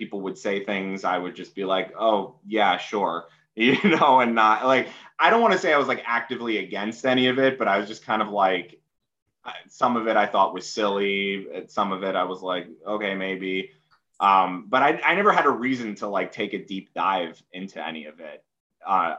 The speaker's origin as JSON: {"language": "English", "town": "New York City", "region": "New York", "country": "United States", "tie": "born or raised there", "said": "I was born and raised here, and my parents were both born and raised here"}